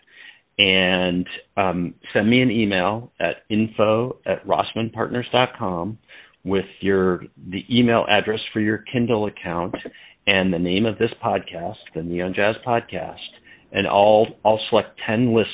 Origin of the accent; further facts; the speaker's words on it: Portland, Oregon, United States; I grew up in Portland